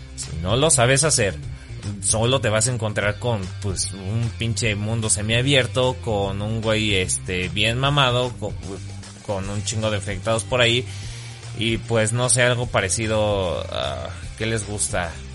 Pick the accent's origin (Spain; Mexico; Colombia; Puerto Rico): Mexico; Soy mexicano